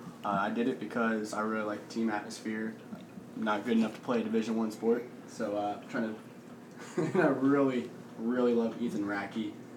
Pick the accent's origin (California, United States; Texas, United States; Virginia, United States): Virginia, United States; Salem; I'll be a senior this year at JMU. I'm from Salem, Virginia.